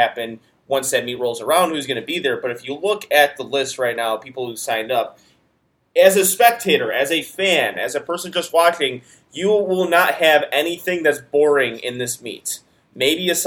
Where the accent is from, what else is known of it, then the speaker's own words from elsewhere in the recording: United States; being American